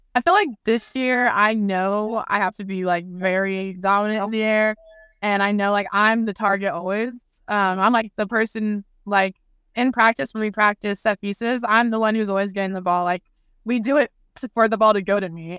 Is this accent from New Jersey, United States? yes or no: no; Arizona, United States; moved away as an adult; now in Kansas, United States; Arizona, which is my hometown